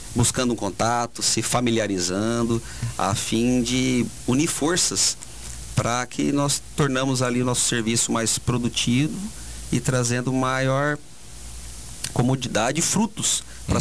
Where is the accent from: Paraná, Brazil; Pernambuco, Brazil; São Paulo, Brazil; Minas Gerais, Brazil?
Paraná, Brazil; Maringá; moved away as an adult; also born or lived in Cachoeirinha, Rio Grande do Sul; now in Parobé, Brazil; Eu venho do Paraná, da cidade de Maringá.